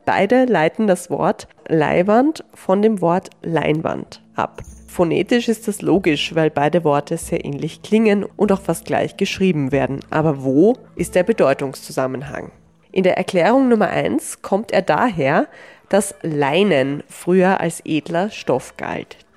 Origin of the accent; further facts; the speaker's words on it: Vienna, Austria; als Wiener oder Wienerin